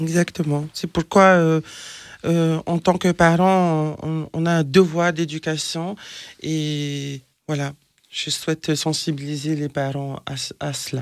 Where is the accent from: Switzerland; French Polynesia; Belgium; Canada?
French Polynesia; moved away; je suis originaire de Tahiti, en Polynésie française